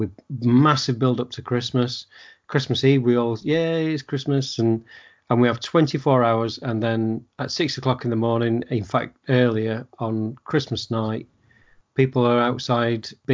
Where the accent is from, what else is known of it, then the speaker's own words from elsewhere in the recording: England, United Kingdom; being an English person, I know you're Welsh, but being English